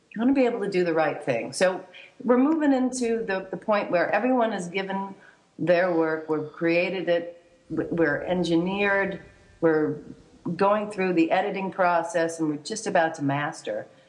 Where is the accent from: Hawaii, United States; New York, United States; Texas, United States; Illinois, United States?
Hawaii, United States; I was born in Hawaii